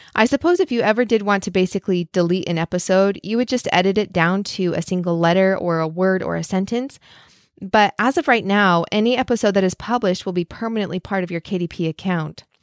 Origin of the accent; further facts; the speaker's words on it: Idaho, United States; where I grew up in Idaho